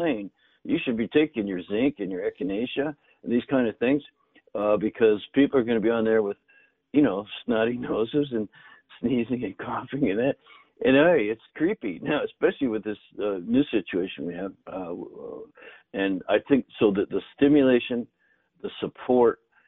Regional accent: Northern Canada, Canada; grew up in Canada in the north, and both my grandfathers grew their own food

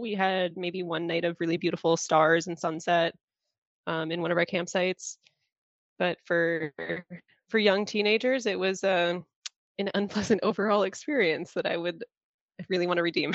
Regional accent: northern Lower Peninsula, Michigan, United States; now in Upper Peninsula, Michigan, United States; I grew up in the northern lower and spent a significant amount of time in the UP where I reside now

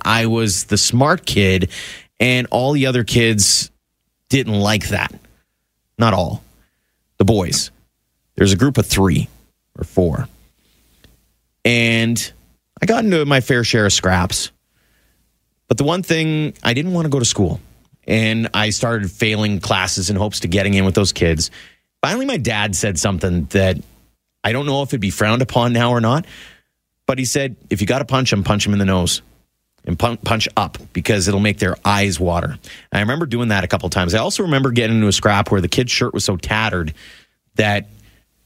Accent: Carmangay, Alberta, Canada; also born or lived in Claresholm, Alberta; now in Calgary, Canada; When I was a kid growing up in Carmengay

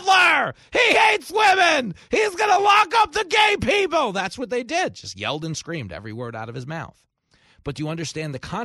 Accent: New York, United States; my hometown of New York

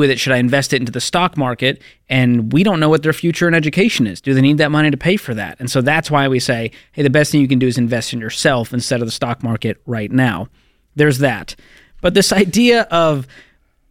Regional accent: Northeast, United States; I grew up in the Northeast

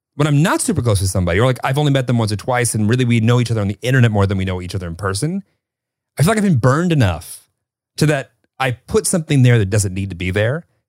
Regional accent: Northern Illinois, United States; moved away as an adult; also born or lived in Kentucky; I grew up in Northern Illinois and I went to school in Kentucky

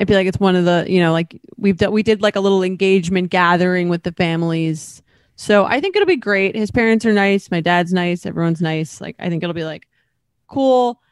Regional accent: Long Island, New York, United States; now in New York City, United States; I'm from Long Island, so, and I live in New York City

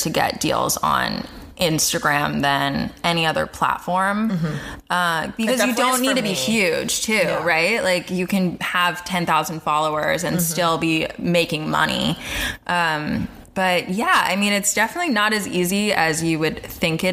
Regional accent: Palm Springs, California, United States; moved away; I grew up in Palm Springs, California

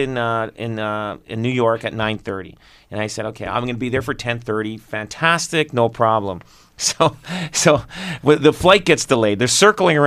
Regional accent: Canada; me being Canadian

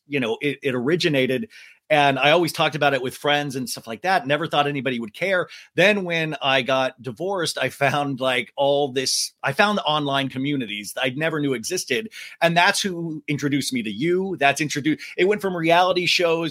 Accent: Kansas, United States; now in Los Angeles, United States; since I was a kid growing up in Kansas

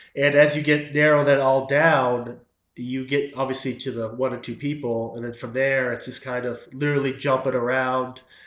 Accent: Wellesley, Massachusetts, United States; born or raised there; also born or lived in Haverhill, Massachusetts / Ashland, Massachusetts / Groton, Massachusetts

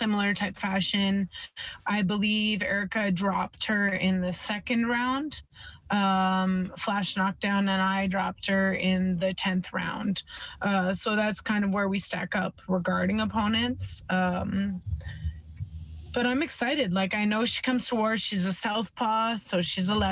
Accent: Edmonton, Alberta, Canada; I'm from the west side of the country, you know, Alberta, Edmonton, Alberta, hometown

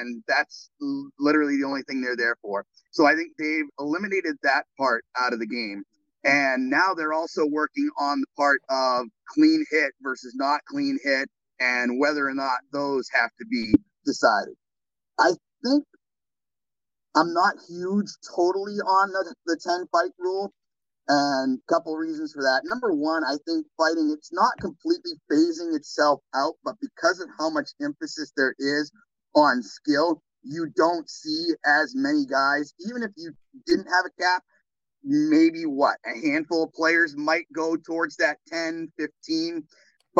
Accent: Portland, Maine, United States; now in Wheeling, United States; I grew up in Portland, Maine

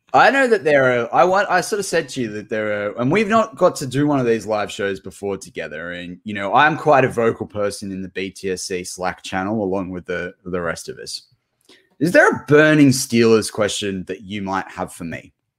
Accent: Australia; as an Aussie

